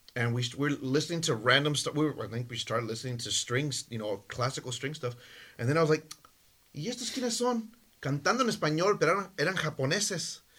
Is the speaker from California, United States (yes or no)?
yes; California, United States; also born or lived in Michoacán, Mexico; My family's from Michoacan, from Mexico. I was born in California.